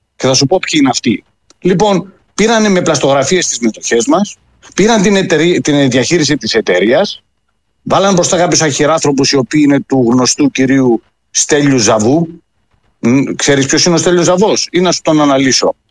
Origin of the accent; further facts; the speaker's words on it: Rhodes, village of Agios Isidoros, South Aegean, Greece; moved away as an adult; now in Denmark; η καταγωγή μου είναι από τη Ρόδο, από ένα χωριό, τον Άγιο Ισίδωρο